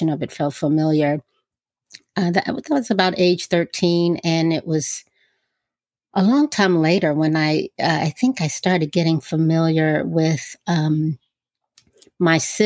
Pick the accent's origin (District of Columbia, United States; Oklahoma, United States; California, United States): District of Columbia, United States; Washington; I'm from Washington, D.C., and I still live here. And I was raised by my grandmother